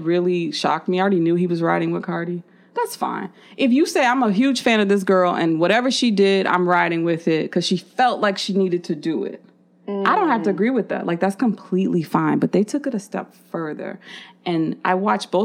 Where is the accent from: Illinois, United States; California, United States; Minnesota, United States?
Illinois, United States; Chicago; I'm from Chicago